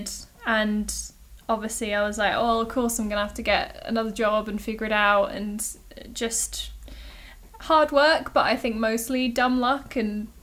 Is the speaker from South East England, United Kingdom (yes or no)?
yes; Hayling Island, South East England, United Kingdom; Hayling Island. It's this tiny little island off the south coast. It's next to Portsmouth, so I tend to just tell people I'm from Pompey. But, absolutely. It's a super lame place to grow up